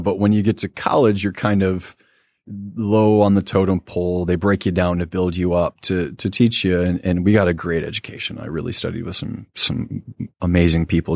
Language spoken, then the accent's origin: English; Quincy, Michigan, United States; also born or lived in Warren, Michigan / Roseville, Michigan; We moved to Quincy, Michigan, which is a small town that's pretty close to Indiana